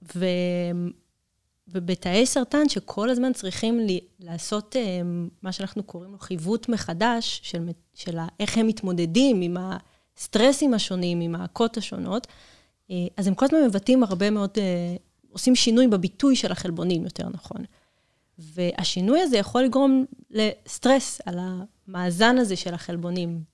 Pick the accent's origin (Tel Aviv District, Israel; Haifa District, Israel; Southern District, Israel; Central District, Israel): Southern District, Israel; Kiryat Gat; moved away as an adult; במקור אני מקריית גת